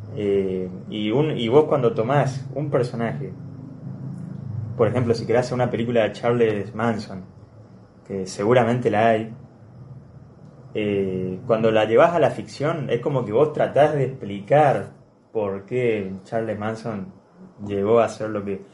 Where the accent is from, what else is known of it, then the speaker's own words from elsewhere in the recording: Argentina; yo lo, lo, veo como un argentino